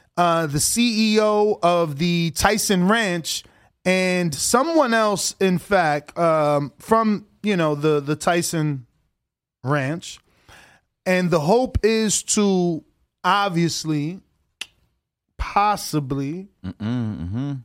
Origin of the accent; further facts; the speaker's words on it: United States; I'm not considered Dominican enough because I was born in America.